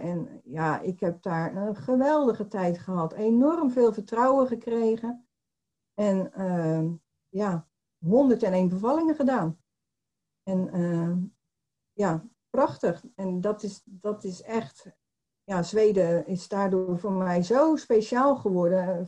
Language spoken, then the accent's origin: Dutch; Poortugaal, South Holland, Netherlands; now in Barendrecht, Netherlands; ik ben geboren in Portugal. Dat, dat is een dorpje onder de rook van Rotterdam.